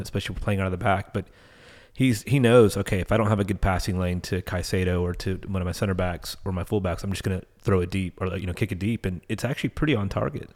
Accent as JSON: {"language": "English", "country": "United States", "said": "being American fans"}